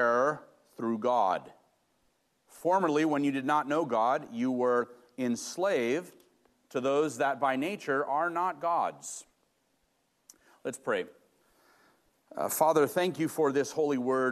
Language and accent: English; Los Angeles, California, United States; moved away; I grew up in Los Angeles in the inner city, very blue-collar neighborhood and family